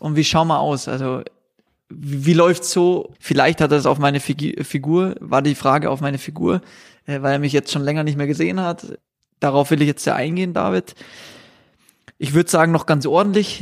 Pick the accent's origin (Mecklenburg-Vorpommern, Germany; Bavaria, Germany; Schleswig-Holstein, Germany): Bavaria, Germany; als Bayer